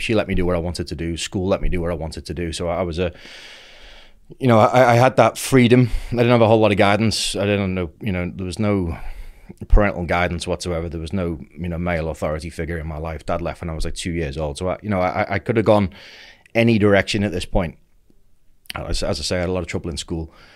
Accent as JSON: {"language": "English", "area": "Merseyside", "region": "North West England", "country": "United Kingdom", "tie": "born or raised there", "said": "I grew up in Merseyside"}